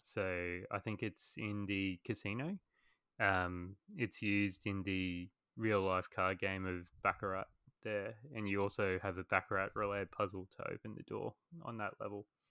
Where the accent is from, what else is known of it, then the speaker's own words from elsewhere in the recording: Australia; accent: Australian; as you guys can probably tell from my voice, I am Australian